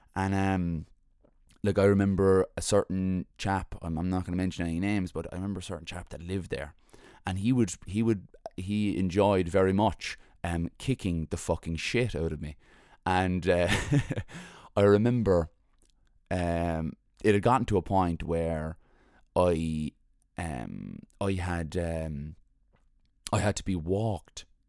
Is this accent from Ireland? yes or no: yes; Cork, Munster, Ireland; also born or lived in Mayfield, Cork / The Glen, Cork; we moved to Glanmire from Mayfield when I was young